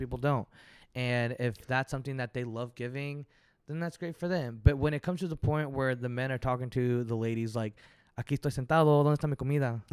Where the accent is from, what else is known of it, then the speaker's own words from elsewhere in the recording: Fort Worth, Texas, United States; also born or lived in San Marcos, Texas; now in Houston, United States; I'm from Fort Worth, Texas